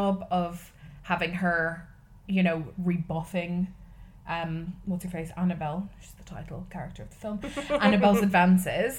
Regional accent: Ireland; I have been to many, many, many, many, many Catholic Masses in my life, being Irish.

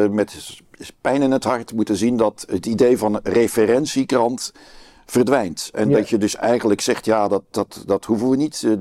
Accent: Brussels, Brussels-Capital Region, Belgium; Want ik kom dan uit Brussel

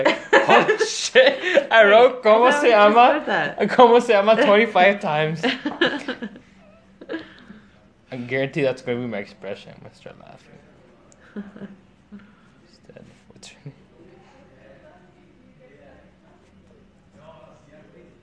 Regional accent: Canada; soy de Canada

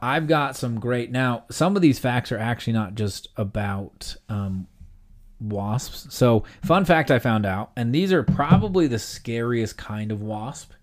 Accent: Utah, United States; I am from Utah

